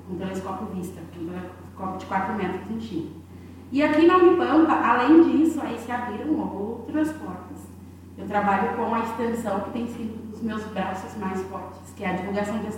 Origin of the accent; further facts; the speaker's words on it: Bahia, Brazil; also born or lived in Rio Grande do Norte / Porto Alegre; now in Uruguaiana, Brazil; Não é porque eu sou baiana